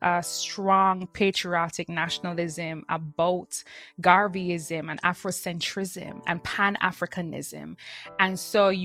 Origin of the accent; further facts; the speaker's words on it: Kingston, Jamaica; moved away; I was born and raised in Kingston, Jamaica.